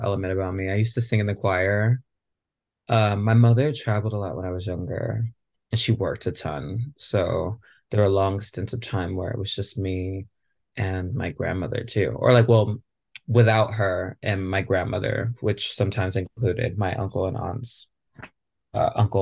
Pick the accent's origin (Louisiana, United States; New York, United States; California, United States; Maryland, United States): New York, United States; Rochester; now in Los Angeles, United States; I grew up in Rochester, New York, so very quintessential upstate New York community